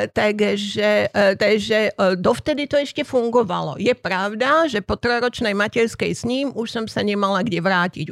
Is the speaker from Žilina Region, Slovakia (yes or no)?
no; Prenčov, Banská Bystrica Region, Slovakia; also born or lived in Levice / Plavé Vozokany / Bratislava / Košice; now in Brno, Czech Republic; v tých plavých vozokanoch sme bývali, pokiaľ som mala 4 roky, a potom Ocka prevelili, hej, lebo vtedy farárov lifrovali po celej republike na, do dedinky Prenčov, ktorá je v Honte, pár kilometrov od Banskej štiavnice